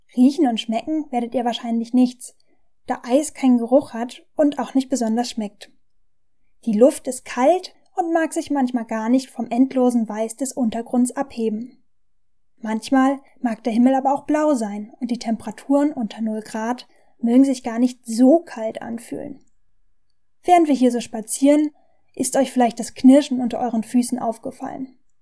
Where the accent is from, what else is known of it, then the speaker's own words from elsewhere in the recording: Germany; bei uns in Deutschland